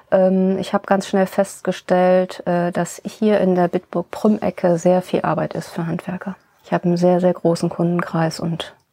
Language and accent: German; Bonn, North Rhine-Westphalia, Germany; born there; Also in Bonn bin ich geboren und dann bin ich ein bisschen durch Deutschland gereist. Verschiedene Wohnorte hatte ich da und äh, zuletzt war ich dann in Neuss.